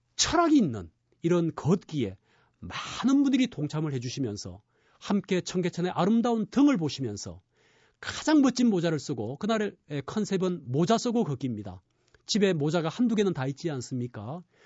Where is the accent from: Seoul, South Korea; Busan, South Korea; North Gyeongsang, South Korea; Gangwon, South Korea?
Busan, South Korea; moved away; 저는 고향이 부산입니다